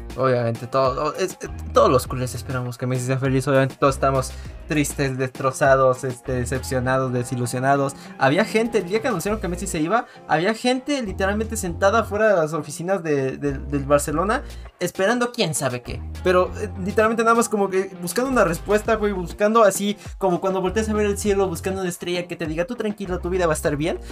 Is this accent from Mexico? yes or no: yes; Mexico; siendo mexicano